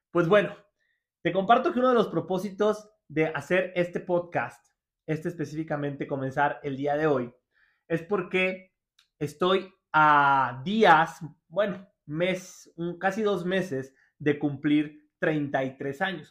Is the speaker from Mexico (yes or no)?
yes; Mexico; lo tengo aquí en mi país